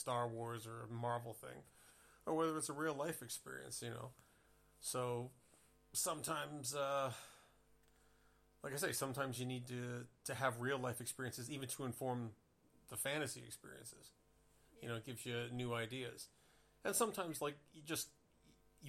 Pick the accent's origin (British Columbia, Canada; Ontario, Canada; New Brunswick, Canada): Ontario, Canada; Toronto; now in Hanover, Germany; I live in Hanover, Germany, for those who don't know. Yeah. But I'm originally from Toronto